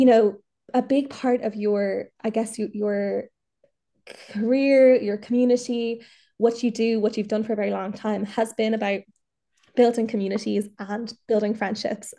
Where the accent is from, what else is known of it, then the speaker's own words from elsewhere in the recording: Dublin, Leinster, Ireland; I'm from Dublin, but I'm, I'm in Mayo at the moment.